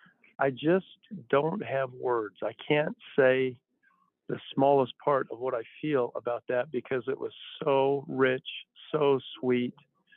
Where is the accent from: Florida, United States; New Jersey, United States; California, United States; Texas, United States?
California, United States; San Francisco Bay Area; moved away as an adult; also born or lived in Indiana; now in Arkansas, United States; I was born in California, reared in the San Francisco Bay Area. So I'm a Californian by birth, but an Arkansan by adoption.